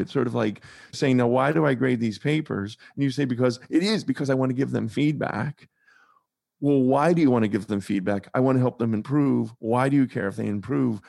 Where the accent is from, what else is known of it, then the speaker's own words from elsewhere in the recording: Pittsburgh, Pennsylvania, United States; moved away as an adult; also born or lived in North Carolina; I grew up in Pittsburgh, Pennsylvania, but I spent a lot of time in my sort of medium adult in North Carolina